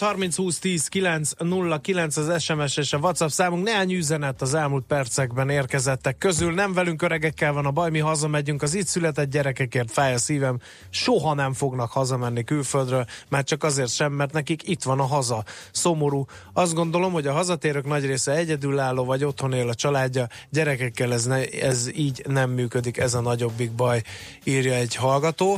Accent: Hungary; Magyarok vagyunk

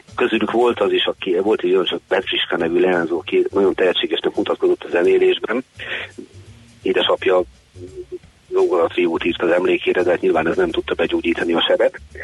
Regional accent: Hungary; mi magyarok

